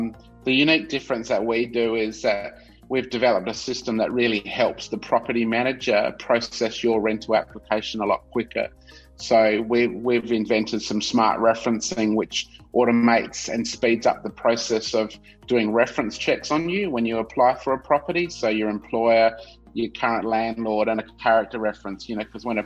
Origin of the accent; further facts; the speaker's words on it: Adelaide, South Australia, Australia; also born or lived in Melbourne / Vancouver; I was born and bred in Adelaide, Australian. So I grew up in South Australia.